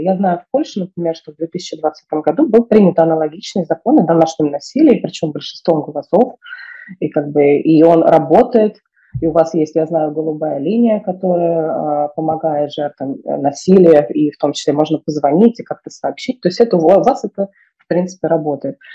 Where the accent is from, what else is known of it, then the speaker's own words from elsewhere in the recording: Moscow, Russia; я выросла в Москве, в центре Москвы